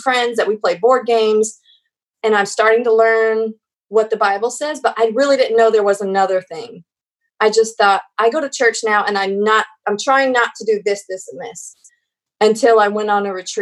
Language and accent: English; Columbus, Ohio, United States; now in Houston, United States; I grew up in Columbus, Ohio